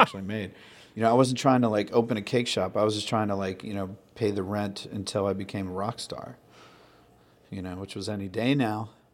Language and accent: English; Sandwich, Massachusetts, United States; I grew up on the Cape and Sandwich.